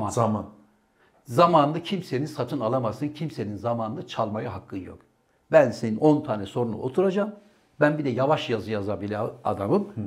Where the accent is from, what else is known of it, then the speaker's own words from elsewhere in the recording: Artvin, Turkey; Benim memleketimde kutlayacaksın doğum günü.